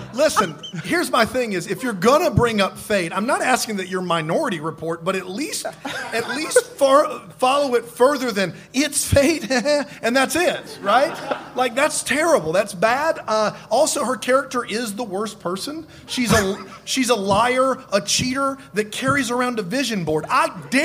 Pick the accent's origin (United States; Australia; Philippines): United States; Hopkins, South Carolina; moved away; I grew up in Hopkins, South Carolina